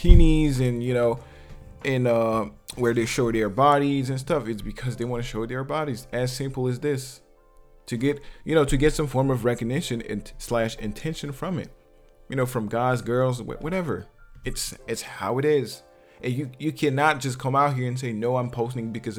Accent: Martinique; I'm from Martinique

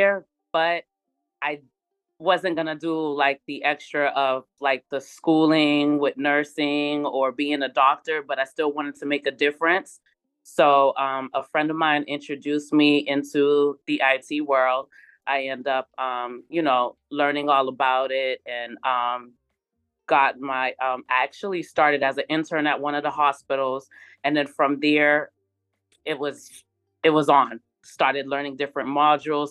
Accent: Boston, Massachusetts, United States; moved away; I'm from Boston, Massachusetts, born and raised

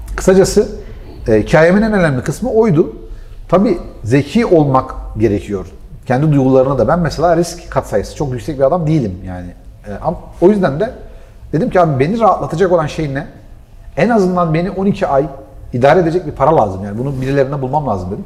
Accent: Gaziantep, Turkey; Ben Antepliyim

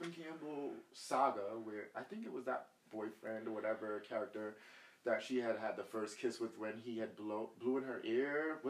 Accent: Jamaica; and I'm going to be careful with this, because I am Jamaican.

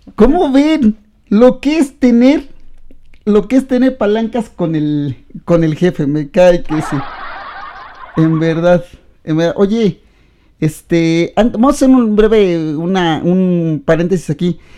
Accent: Mexico

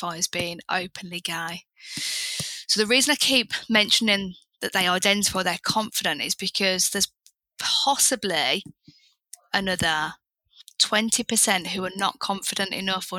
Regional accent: Birmingham, West Midlands, United Kingdom; moved away as an adult; I'm from Birmingham, which you can imagine is a really nice urban place to be.

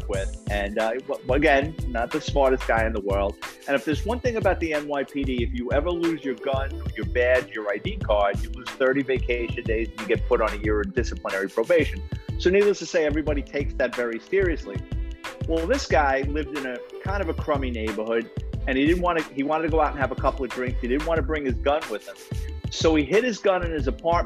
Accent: New York City, New York, United States; It's about growing up in the Bronx

